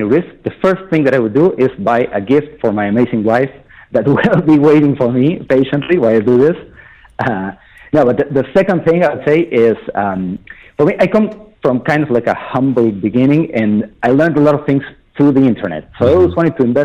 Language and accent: English; Argentina; now in United Arab Emirates; I'm from Argentina, like the third or fourth generations of Argentinians